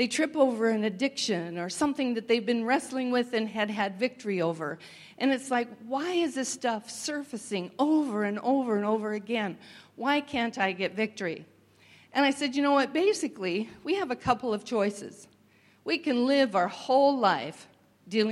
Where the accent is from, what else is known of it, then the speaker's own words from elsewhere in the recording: Washington, United States; moved away; I came from Washington State, and we're quite proud of our apples